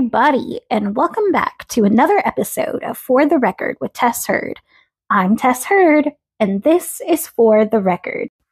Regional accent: the South, United States; accent: Southern; I may have been born and raised in the South, but I am not your typical Southern belle. I know the Southern accent comes out sometimes. I know that I say y'all

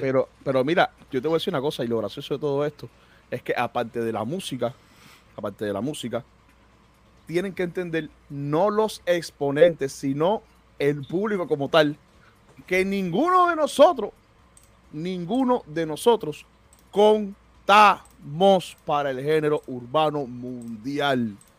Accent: Cuba; now in United States; nosotros como cubanos

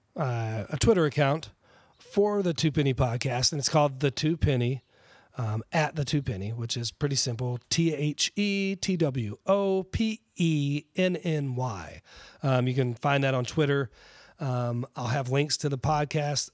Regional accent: Colorado, United States; also born or lived in Texas; now in New Jersey, United States; born in Texas, raised in Colorado, and now I'm living on the shore in New Jersey

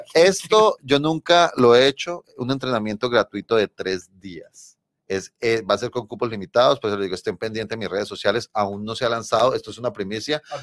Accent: Colombia; accent: Colombian Spanish; now in New York, United States; mi español colombiano

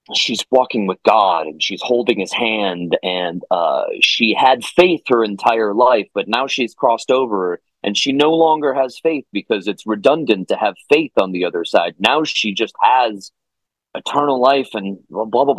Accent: Florida, United States; I am from Florida

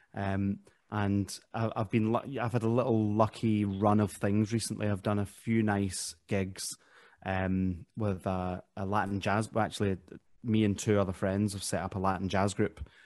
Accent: Glasgow, Scotland, United Kingdom; moved away as an adult; also born or lived in Derry, Northern Ireland; now in England; I was born in Ireland, uh, but I grew up in Glasgow.

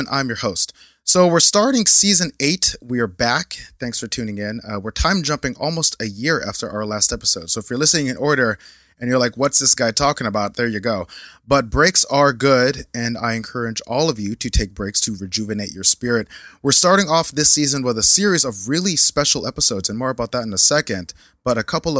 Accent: New Jersey, United States; I'm a Jersey guy

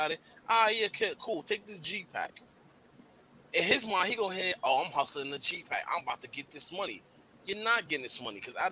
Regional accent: New York, United States; moved away; I was from New York

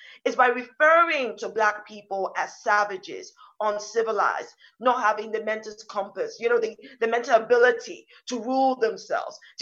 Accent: London, United Kingdom; I'm British Nigerian. I was born in London.

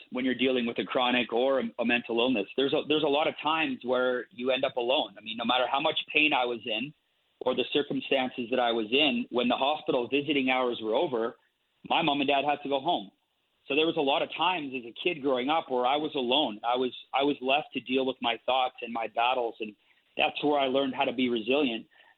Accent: Calgary, Alberta, Canada; I was born in Calgary, Alberta, Canada, way up north here. It's currently snowing here today, but I was born here.

